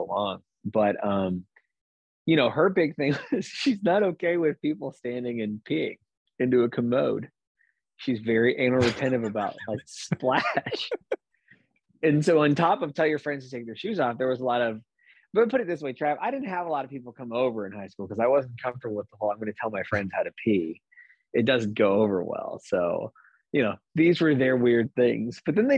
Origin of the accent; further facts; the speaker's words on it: Bartlesville, Oklahoma, United States; I was from Bartlesville